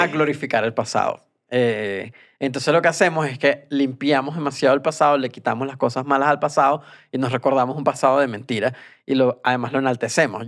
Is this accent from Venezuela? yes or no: yes; Venezuela; moved away